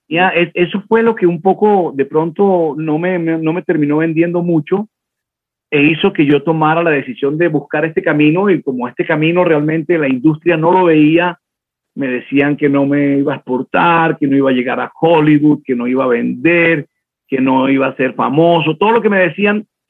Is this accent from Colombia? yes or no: yes; Caribbean Region, Colombia; now in Bogotá, Colombia; yo, soy del Caribe, eh, y el Caribe es un país. Cuando llegué a vivir a Bogotá, que es otro país